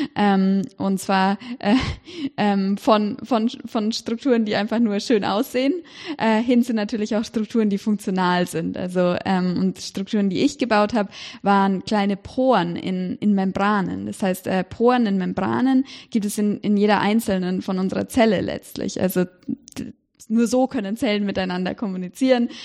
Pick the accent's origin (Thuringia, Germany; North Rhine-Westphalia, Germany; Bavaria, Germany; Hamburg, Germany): Bavaria, Germany; Erlangen; moved away as an adult; also born or lived in Cambridge, United Kingdom; ich bin in Erlangen aufgewachsen